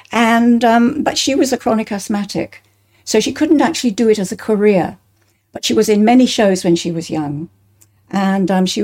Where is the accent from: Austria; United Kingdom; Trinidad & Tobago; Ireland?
United Kingdom; Bristol, South West England; I was born in St. Brenda's Nursing Home in Bristol, in England